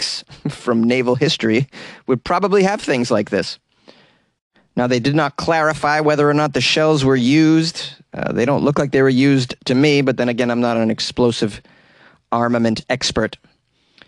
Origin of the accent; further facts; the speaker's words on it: Boston, Massachusetts, United States; my hometown